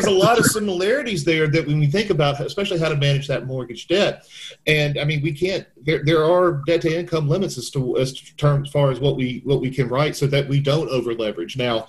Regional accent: the South, United States; You're from Memphis, we're from the South, we can use expressions like that.

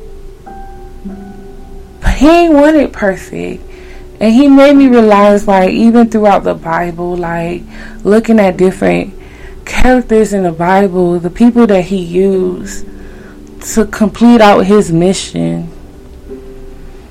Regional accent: Haiti; accent: Haitian; my Haitian accent

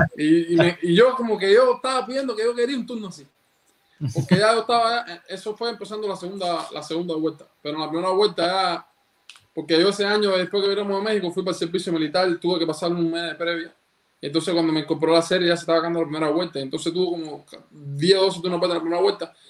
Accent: Cuba; desde chiquitico, en, la época que yo nací, en Cuba todavía

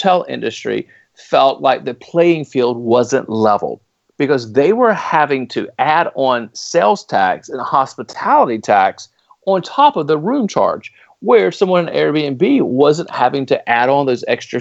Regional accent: Raleigh, North Carolina, United States; the city of Raleigh, which happens to be my hometown, Raleigh, North Carolina

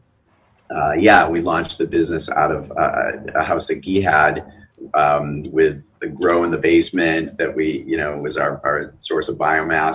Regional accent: outside of Boston, Massachusetts, United States; moved away; also born or lived in New York; the house that I grew up in Boston, outside of Boston

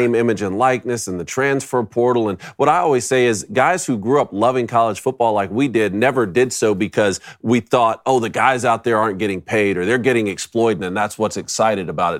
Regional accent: Statesboro, Georgia, United States; I'm from Statesboro

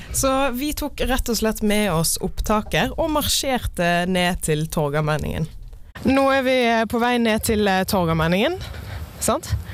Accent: Florø, Vestland, Norway; jeg er fra Florø, der er det ingen folk

